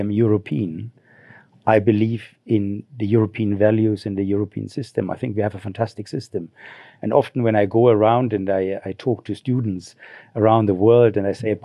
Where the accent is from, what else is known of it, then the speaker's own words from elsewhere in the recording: Germany; moved away as an adult; now in Zimbabwe; I grew up in Germany in a small village